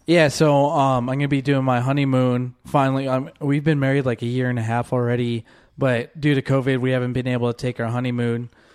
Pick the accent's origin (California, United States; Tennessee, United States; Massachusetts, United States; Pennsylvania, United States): California, United States; San Diego; growing up in San Diego people always went for the weekend in, into Tijuana